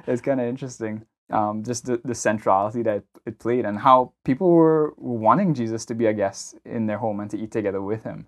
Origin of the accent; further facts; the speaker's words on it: Trinidad & Tobago; moved away; growing up in Trinidad